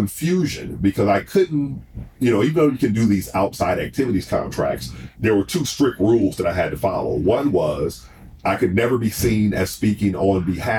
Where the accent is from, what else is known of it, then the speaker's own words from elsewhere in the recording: New Orleans, Louisiana, Mississippi, United States; father's family is from Mississippi, so I spent my teenage years in Mississippi, teenage years in the early 20s. So I'm from New Orleans and Mississippi